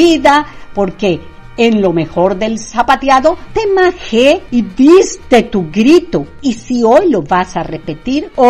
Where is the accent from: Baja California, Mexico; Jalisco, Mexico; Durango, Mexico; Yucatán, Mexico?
Yucatán, Mexico; ni crean que no vamos a festejar el inicio de nuestra historia como mexicanos. Eso sí, lo festejo en mi casa, pero como debe ser, a lo yucateco.